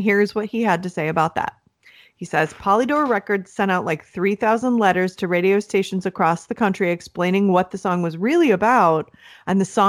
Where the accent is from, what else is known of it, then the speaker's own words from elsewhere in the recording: Cleveland, Ohio, United States; We're from Cleveland.